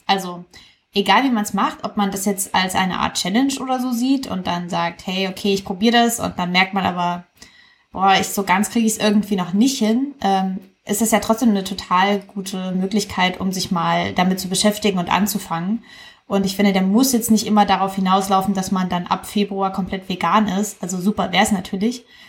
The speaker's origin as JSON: {"language": "German", "region": "East Germany", "country": "Germany", "said": "die Tradition in meiner Familie. Wir kommen ja aus Ostdeutschland"}